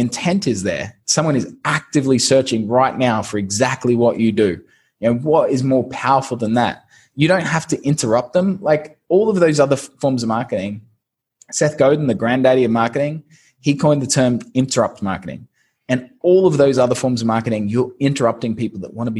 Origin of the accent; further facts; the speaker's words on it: Brisbane, Queensland, Australia; moved away as an adult; also born or lived in London; now in Saigon, Vietnam; I'm originally from Brisbane, Australia